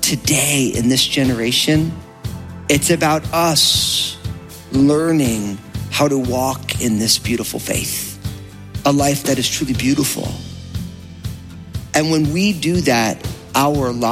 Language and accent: English; New Jersey, United States; I'm from New Jersey